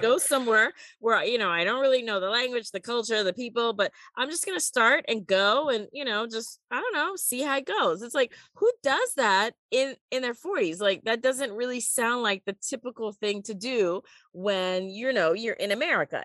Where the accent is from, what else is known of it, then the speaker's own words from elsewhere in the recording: United States; moved away; also born or lived in Beijing, China; I'm an American